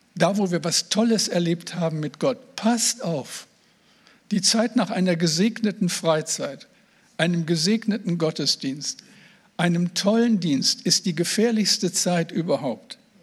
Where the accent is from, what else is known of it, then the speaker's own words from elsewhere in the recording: Moers, North Rhine-Westphalia, Germany; now in Oldenburg, Germany; ich bin ja kein Nordlicht. Ich bin äh, im Ruhrgebiet, am Rande des Ruhrgebiets geboren, in Mörs am Niederrhein